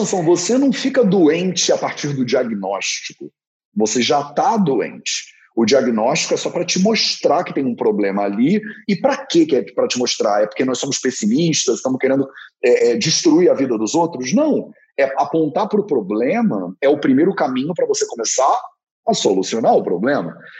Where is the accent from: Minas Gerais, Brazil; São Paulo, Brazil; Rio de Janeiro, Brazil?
Rio de Janeiro, Brazil; Eu sou carioca, nasci numa família flamenguista, então eu sou carioca, flamenguista, homem, branco, hétero